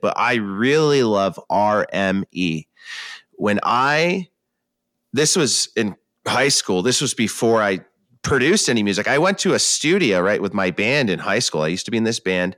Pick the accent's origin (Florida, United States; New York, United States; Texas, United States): New York, United States; moved away as an adult; now in West Coast, United States; That's my home state